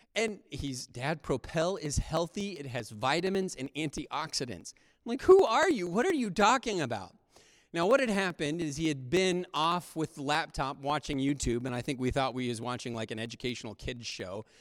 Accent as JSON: {"language": "English", "country": "United States", "said": "modern American Christians"}